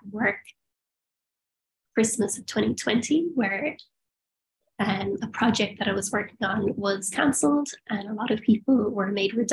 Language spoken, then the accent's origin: English; Perth, Western Australia, Australia; born there; I have Australian citizenship because I was born in Perth.